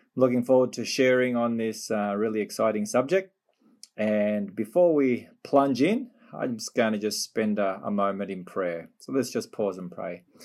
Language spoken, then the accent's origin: English; Melbourne, Victoria, Australia; Melbourne, my hometown.